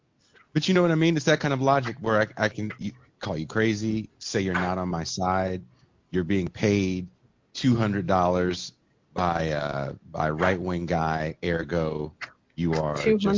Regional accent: United Kingdom; I know I'm British, but I'm just going to sound like

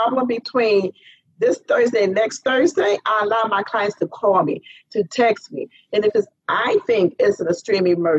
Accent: Cleveland, Ohio, United States; now in Florida, United States; I'm from Cleveland, Ohio

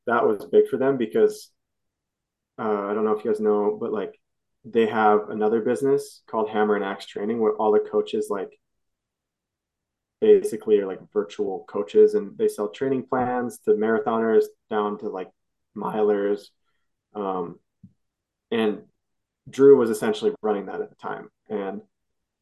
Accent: Sioux Falls, South Dakota, United States; moved away; I grew up in Sioux Falls and my family's all there

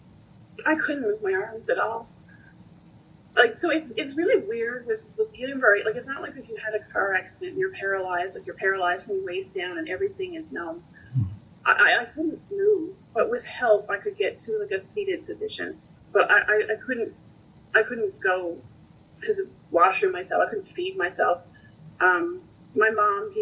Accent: Newfoundland and Labrador, Canada; also born or lived in Ontario; I am a Newfoundlander, but I was living in Ontario. And just after I moved back home to Newfoundland

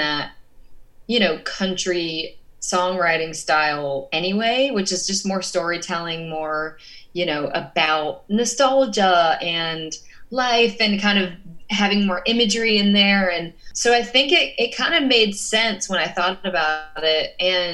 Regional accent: Georgia, United States; moved away as an adult; now in Los Angeles, United States; I am from Georgia, so like I grew up around country music. I grew up around the South.

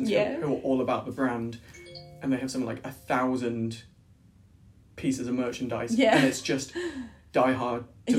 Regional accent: United Kingdom; It's part of being British, I suppose, isn't it?

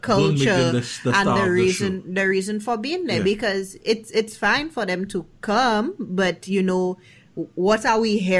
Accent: St. Lucia; now in United States; growing up in Saint Lucia and, you know, experience with other Caribbean people

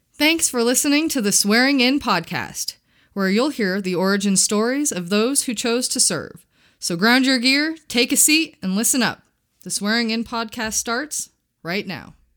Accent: Muskegon, Michigan, United States; moved away as an adult; also born or lived in Colorado / California; a town called Muskegon, Michigan

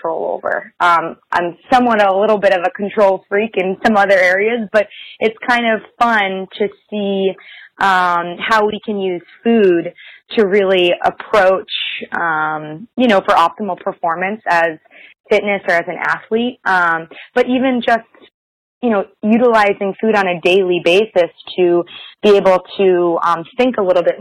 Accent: Boston, Massachusetts, United States; moved away as an adult; also born or lived in Virginia; now in Cincinnati, United States; so I grew up in Boston, South Shore, Massachusetts, surrounded with a lot of, like, fresh seafood

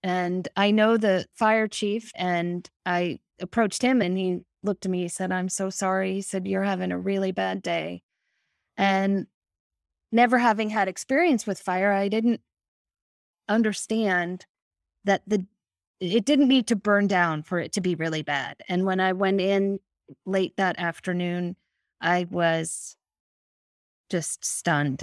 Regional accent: Connecticut, United States; also born or lived in New York City / New Hampshire / Massachusetts / West Virginia; now in Maine, United States; born in New York City and really grew up in Connecticut, have lived in New Hampshire, Massachusetts. I'm a New England girl through and through.

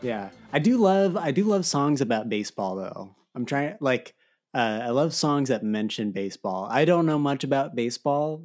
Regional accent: Arizona, United States; I grew up in Arizona

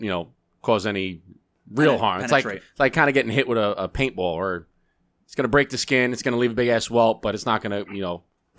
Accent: New York, United States; we're from New York

